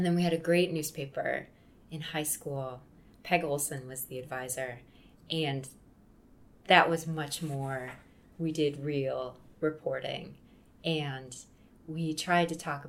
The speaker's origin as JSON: {"language": "English", "town": "Wheaton", "region": "Illinois", "country": "United States", "tie": "born or raised there", "said": "I grew up in Wheaton, which is about an hour outside the city."}